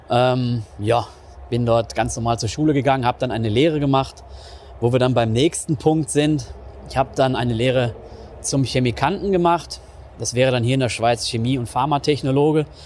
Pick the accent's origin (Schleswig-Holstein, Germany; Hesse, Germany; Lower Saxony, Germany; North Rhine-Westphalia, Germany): North Rhine-Westphalia, Germany; Ich komme aus NRW. Das wissen wahrscheinlich die meisten schon. Aus dem östlichen Ruhrgebiet, gerade so am Rand, kann man sagen. Und ähm, ja, war so eine mittelgroße Stadt, irgendwie so 50.000 Einwohner. Klassische Bergarbeiterstadt